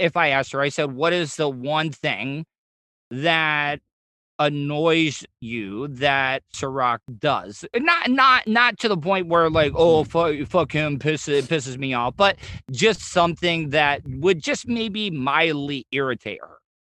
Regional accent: the South, United States; I grew up in the South where like we would, yeah, we would shit outside

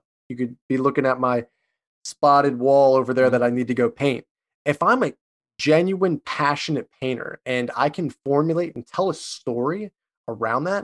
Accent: Philadelphia, Pennsylvania, United States; I'm from Philly.

